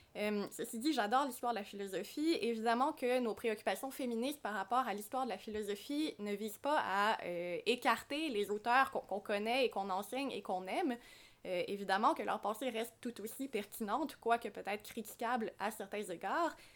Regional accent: Quebec, Canada; ici, chez nous au Québec

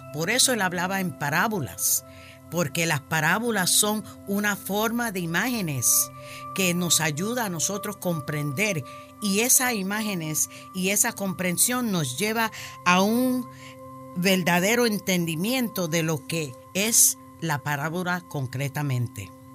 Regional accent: New York, United States; now in Florida, United States; Yo soy nacida y criada en Nueva York, de padres puertorriqueños

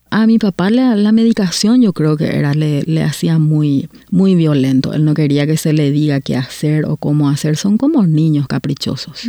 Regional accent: Paraguay; moved away as an adult; now in Canada; vengo de Paraguay y hace nueve años que estoy viviendo en, Canadá

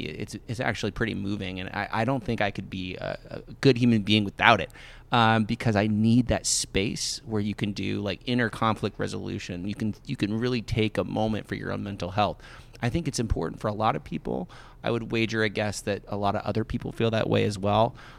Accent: Thurman, Iowa, United States; also born or lived in Omaha, Nebraska; when I was growing up in Thurman, Iowa

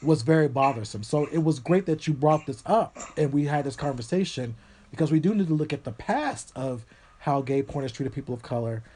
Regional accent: Tennessee, United States; I was raised in Tennessee

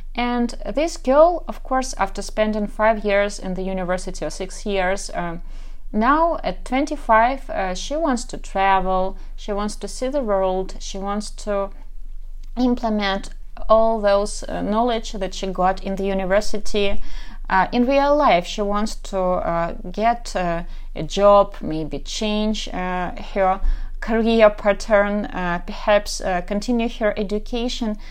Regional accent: Kharkiv, Kharkiv Oblast, Ukraine; English is a second language; I'm from Kharkov, Ukraine, so probably you can tell already by my accent

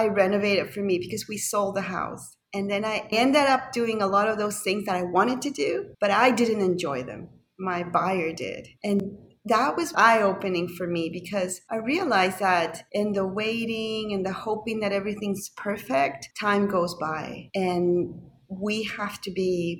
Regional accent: Panama; moved away; also born or lived in Toronto; I'm from Panama originally.

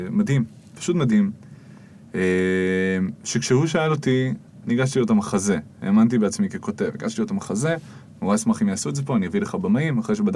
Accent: the Krayot, Haifa District, Israel; אני גדלתי בקריות.

